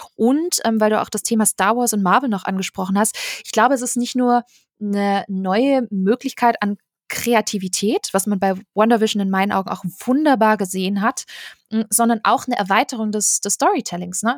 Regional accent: Stuttgart area, Baden-Württemberg, Germany; Ich komme aus der Ecke Stuttgart

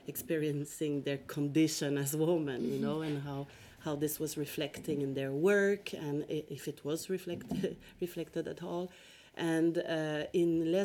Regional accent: Quebec, Canada; also born or lived in Montreal / Stockholm; I'm originally from Quebec, Canada

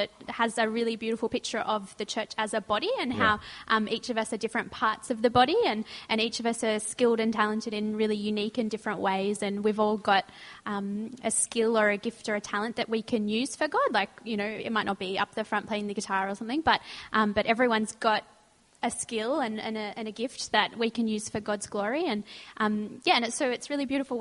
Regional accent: Sutherland Shire, New South Wales, Australia; also born or lived in Rozelle, Sydney; I grew up in the Southern Shire, and then about 2 years ago, I moved closer to the city

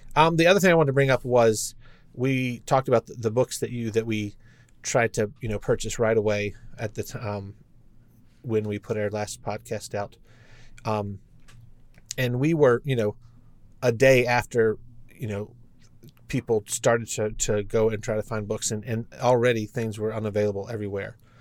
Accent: Lynchburg, Virginia, United States; I grew up in Lynchburg

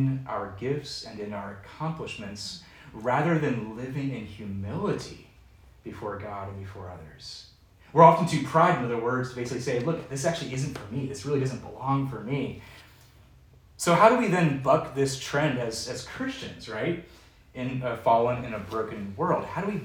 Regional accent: Seattle, Washington, United States; now in Lynchburg, United States; growing up in Seattle at the time

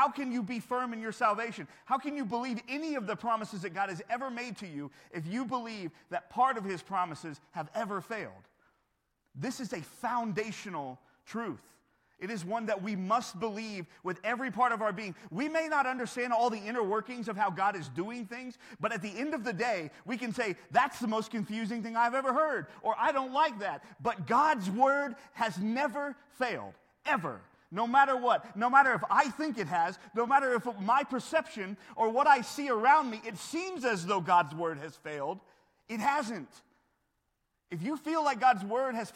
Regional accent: United States; growing up in America

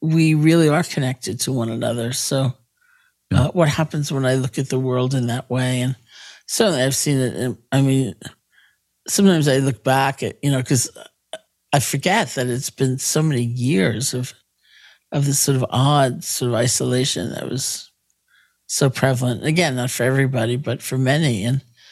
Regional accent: New York City, New York, United States; I grew up in New York City

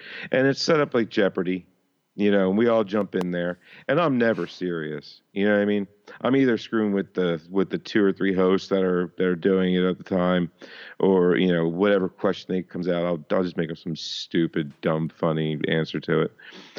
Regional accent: Philadelphia, Pennsylvania, United States; I'm from Philadelphia, born and raised on the playgrounds where I smelled it a lot of my days, honestly.

